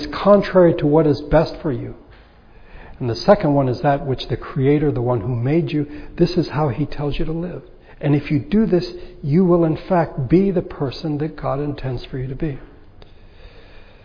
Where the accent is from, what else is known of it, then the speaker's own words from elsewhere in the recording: United States; I am an American